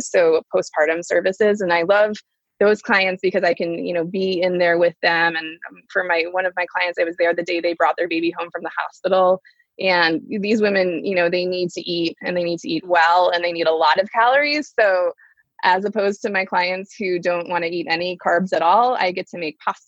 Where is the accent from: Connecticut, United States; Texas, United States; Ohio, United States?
Ohio, United States; Dayton; I grew up in Dayton, Ohio.